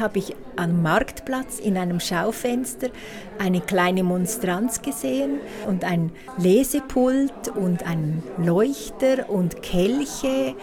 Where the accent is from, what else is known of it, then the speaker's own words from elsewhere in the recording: Beckenried, Nidwalden, Switzerland; in Beckenried, wo ich aufgewachsen bin